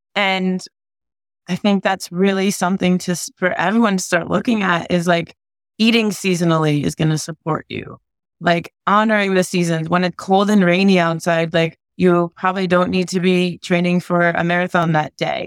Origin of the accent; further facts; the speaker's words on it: New England, United States; moved away; also born or lived in California; I grew up in New England, right? And then I moved to California